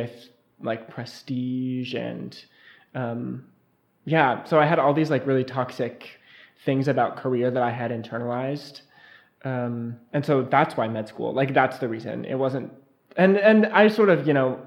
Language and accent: English; Missoula, Montana, United States; I'm from Missoula, Montana, and my music background is I started playing the piano when I was in second grade